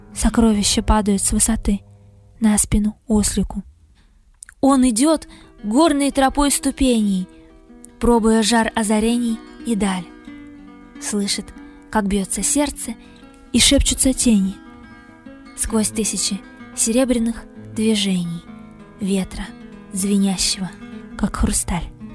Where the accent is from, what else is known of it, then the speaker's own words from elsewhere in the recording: Yalutorovsk, Tyumen Oblast, Russia; also born or lived in Kazakhstan; Я родилась в Казахстане. В конце 90-х из-за ситуации в стране всей семьей с бабушкой, дедушкой, мамой перебрались в Тихий Елутровск, в Западную Сибирь